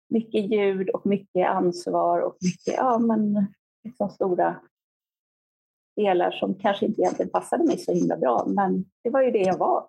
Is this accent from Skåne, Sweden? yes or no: no; Stockholm, Stockholm County, Sweden; moved away as an adult; also born or lived in Växjö; jag är född och uppvuxen i Stockholm